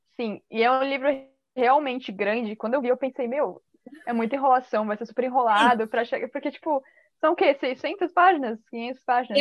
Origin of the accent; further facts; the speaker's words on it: Balneário Camboriú, Santa Catarina, Brazil; Eu sou de Balneário Camboriú, Santa Catarina, e eu tenho 19 anos